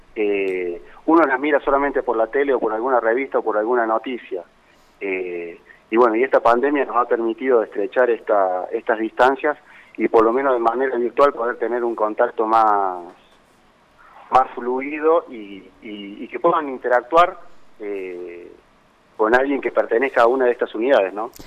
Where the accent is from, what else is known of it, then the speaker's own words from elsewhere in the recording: Cosquín, Córdoba, Argentina; moved away; yo soy oriundo de, de, Cosquín, ¿no es cierto? Soy, soy nativo de Cosquín